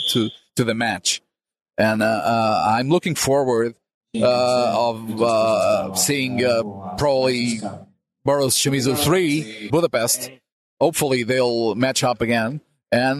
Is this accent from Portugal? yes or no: yes; Portugal; Being Portuguese